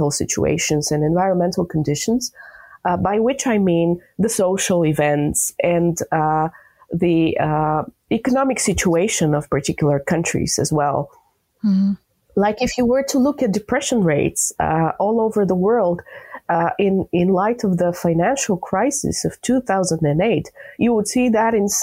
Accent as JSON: {"language": "English", "country": "Bulgaria", "said": "I'm from Bulgaria"}